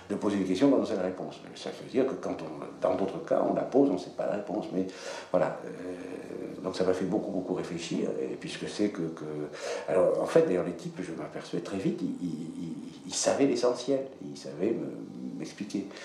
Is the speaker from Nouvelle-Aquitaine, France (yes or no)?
yes; Dax, Nouvelle-Aquitaine, France; Moi, j'avais de la honte de mon accent que j'avais corrigé, etc. Je passais par l'école normale. Quand je descendais dans mon pays, euh, ça Pierre Carr va très bien comprendre, quand j'arrivais à Dax, que j'entendais l'accent, ça me faisait horreur.